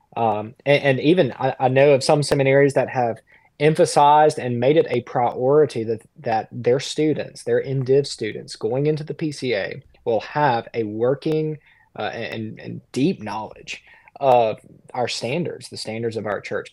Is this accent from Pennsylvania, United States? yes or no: no; South Central Mississippi, United States; now in Conway, South Carolina; I'm from the Deep South. I'm from, um, South Central Mississippi.